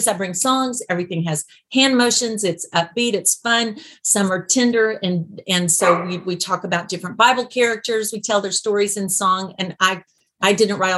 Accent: Birmingham, Alabama, United States; I'm from the South. I'm from the deep South.

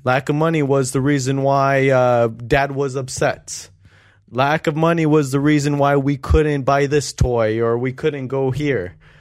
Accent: Long Beach, California, United States; we grew up in North Long Beach. I grew up right in front of Jordan High School.

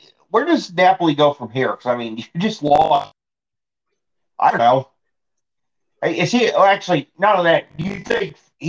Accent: United States; as an American.

